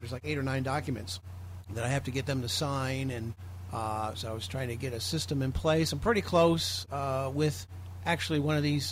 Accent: Belleville, Illinois, United States; moved away; relocated back to my hometown of Belleville, Illinois

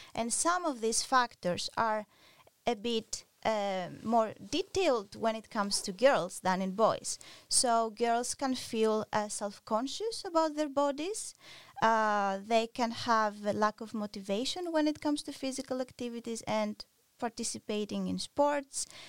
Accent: Greece; moved away; I'm originally from Greece

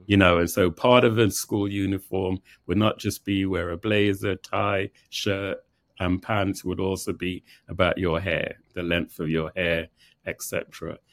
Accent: England, United Kingdom; also born or lived in Jamaica (parents); now in New York, United States; both born in Jamaica. I was born in England.

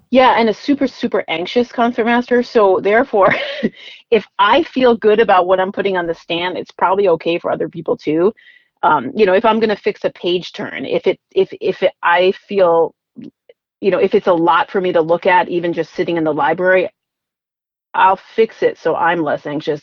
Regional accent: Rhode Island, United States; I grew up in Rhode Island, um, so the smallest state in the union

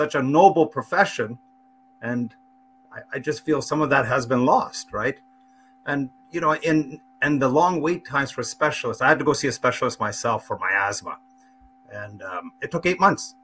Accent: St. Catharines, Ontario, Canada; I grew up in St. Catharines, a small town

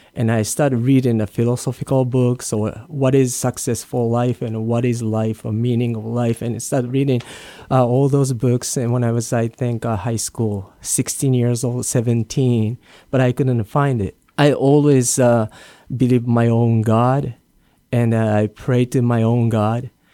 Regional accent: Japan; English is a second language; moved away as an adult; also born or lived in Hawaii / New Jersey / San Diego / Los Angeles; now in Guam; I was born and raised in Japan

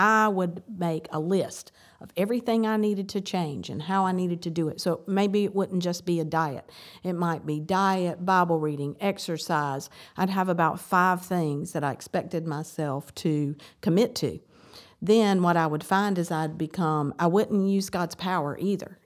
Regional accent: the South, United States; I grew up in the South.

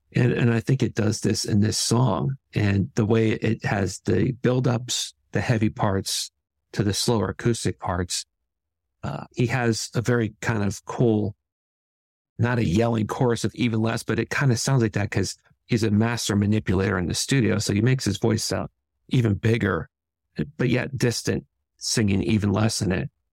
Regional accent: San Francisco, California, United States; I grew up in San Francisco in California

